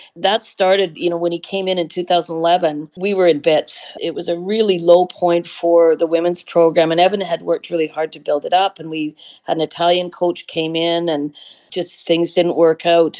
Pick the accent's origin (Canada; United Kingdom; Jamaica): Canada; Vancouver, British Columbia; So it was really, really a fabulous childhood. And it was a wonderful time to grow up in Vancouver